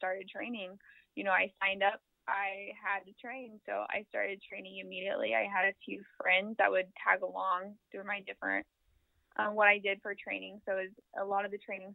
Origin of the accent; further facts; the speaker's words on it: Kansas City, Missouri, United States; I am born and raised in Kansas City, Missouri, actually the south side of Kansas City